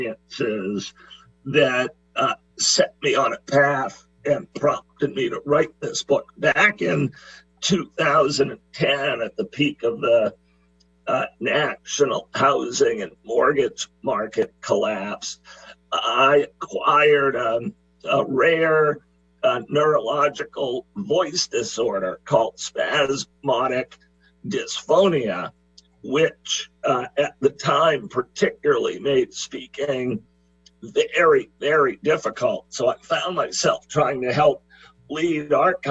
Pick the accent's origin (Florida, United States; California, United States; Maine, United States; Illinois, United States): Maine, United States; Well, I'm from the state of Maine. I was born here in Maine on the other side of the country from you